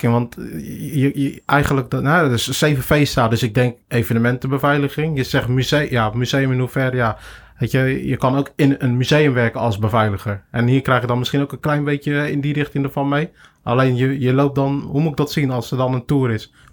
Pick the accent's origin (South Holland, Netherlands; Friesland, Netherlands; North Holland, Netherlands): South Holland, Netherlands; Capelle aan den IJssel; ik ben opgegroeid in Capelle Ooschade. Daar heb je de flats, de hoeken. Die zijn 14 hoog.